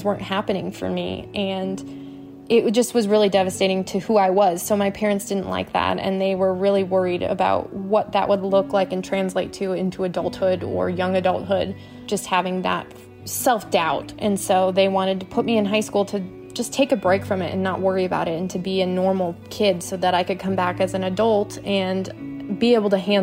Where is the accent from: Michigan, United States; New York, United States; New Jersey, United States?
Michigan, United States; moved away; also born or lived in Arizona; I am originally from Michigan